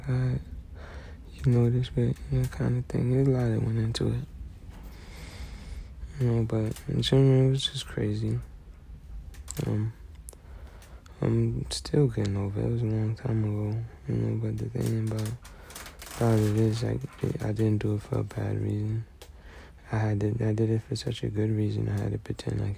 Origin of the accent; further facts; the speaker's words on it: United States; I'm American